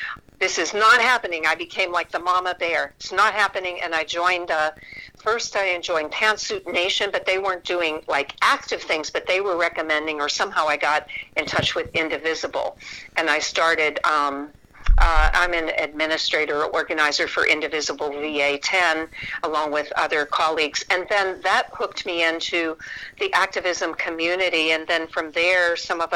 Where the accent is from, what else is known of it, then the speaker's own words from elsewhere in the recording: Pittsburgh, Pennsylvania, United States; moved away; I came from Pittsburgh and a blue-collar worker family